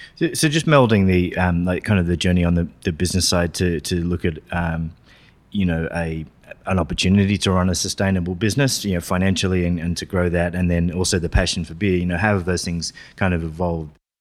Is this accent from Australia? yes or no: yes; Australia; growing up in Australia